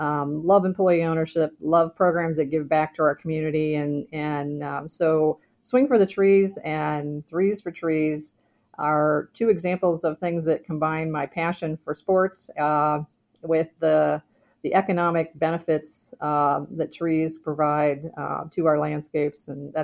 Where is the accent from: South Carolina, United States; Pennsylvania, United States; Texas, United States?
Pennsylvania, United States; Pittsburgh; born there; now in Kent, United States; I was born in Pittsburgh. My parents moved to Ohio when my dad was teaching at Kent Roosevelt High School.